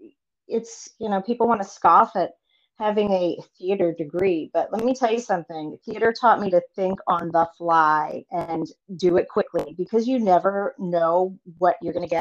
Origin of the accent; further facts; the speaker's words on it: Lowell, Massachusetts, United States; born there; I was born in Massachusetts, in Lowell, Massachusetts, but my dad worked for Kmart for 40 years.